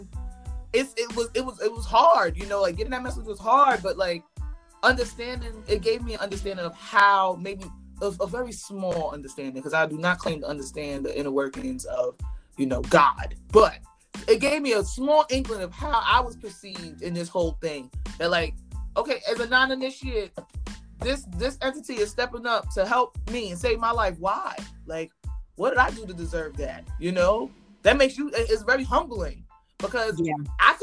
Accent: New York, United States; I went to school in Spanish Harlem my whole life. So I grew up around Santeria

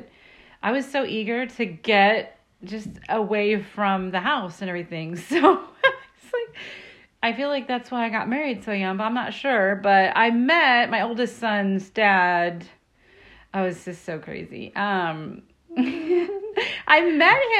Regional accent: Laguna Beach, California, United States; I was born in Laguna Beach.

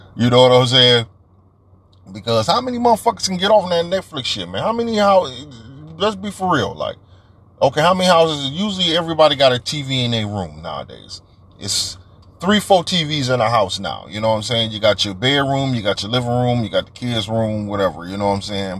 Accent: Detroit, Michigan, United States; I'm from Detroit

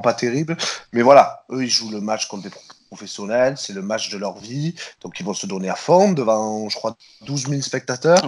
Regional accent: Marseille, Provence-Alpes-Côte d'Azur, France; en tant que Marseillais

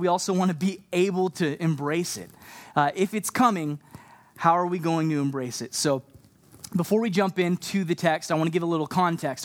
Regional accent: Texas, United States; also born or lived in Canada; now in Montreal, Canada; I'm from Canada, but I grew up down in Texas

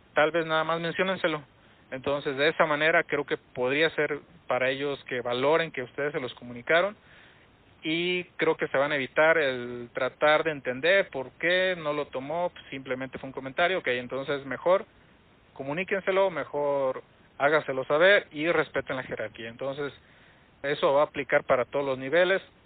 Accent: Mexico; para nosotros entendemos cómo somos como mexicanos, cómo, cómo es la gente aquí

